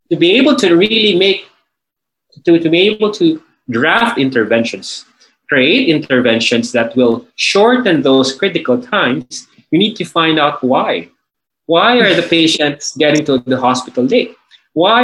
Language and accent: English; Manila, Metro Manila, Philippines; I'm from Manila, Philippines.